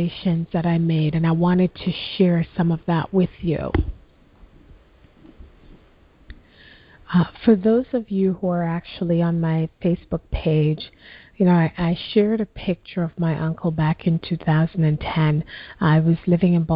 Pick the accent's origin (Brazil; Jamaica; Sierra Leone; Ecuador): Jamaica; moved away; when I was a little girl growing up in Jamaica